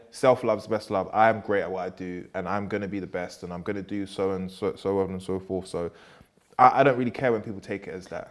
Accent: London, United Kingdom; I'm from Peckham

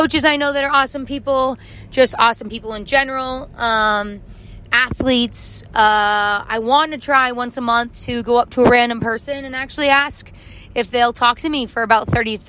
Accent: Arizona, United States; I grew up in Arizona.

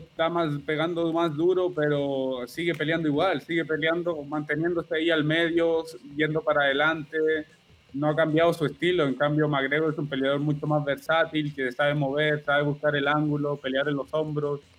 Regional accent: Chile; moved away; Bueno, en, Chile ahora, como, a como yo me vine de Chile, el, nivel ha, aumentado demasiado en estos cinco años.

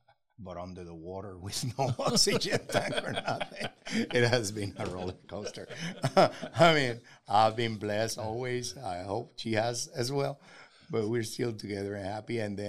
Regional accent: Puerto Rico; they don't even know that I'm half Dominican. We are from Puerto Rico, and we're really proud of it.

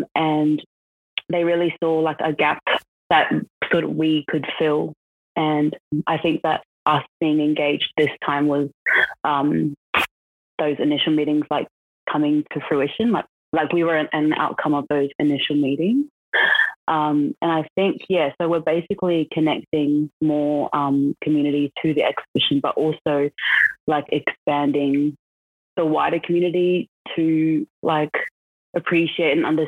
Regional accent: Brisbane, Queensland, Australia; also born or lived in South Auckland, New Zealand; now in Canberra, Australia; so I was born in South Auckland, New Zealand, and I moved over to Brisbane when I was about 3 years old, so basically grown up in Australia. And currently today I'm based in Canberra

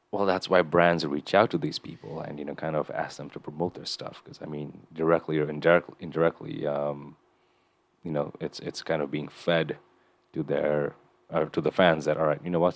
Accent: Kathmandu, Nepal; moved away; growing up in Nepal

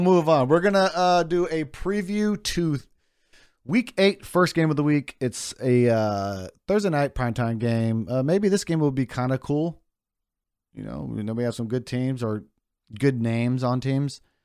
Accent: Bay Area, California, United States; we grew up in the Bay Area

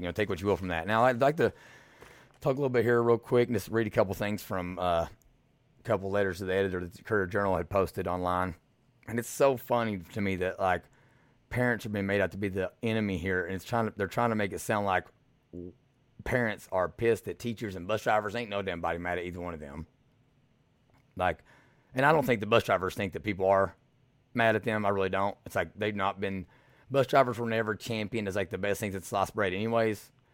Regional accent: Eastern Kentucky, United States; now in Louisville, United States; I'm from Eastern Kentucky

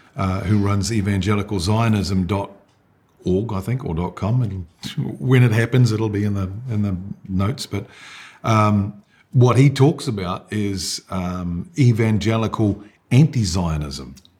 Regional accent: New Zealand; I born and bred in New Zealand

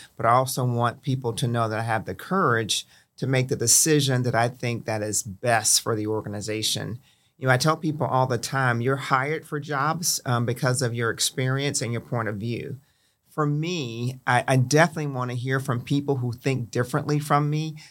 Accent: Milton, Florida, United States; I grew up in the Panhandle of Florida, um, in a little city called Milton, which is in Santa Rosa County.

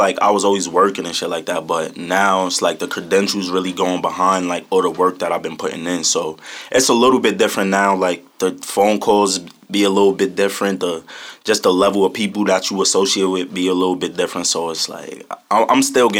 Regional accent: Albany, New York, United States; I'm from Albany, New York.

